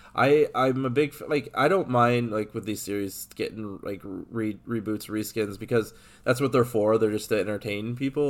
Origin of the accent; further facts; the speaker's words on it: Illinois, United States; I grew up in Illinois